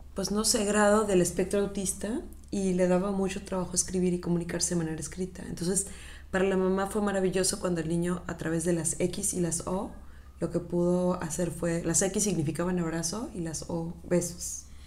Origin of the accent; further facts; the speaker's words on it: Mérida, Yucatán, Mexico; la ciudad en donde yo nací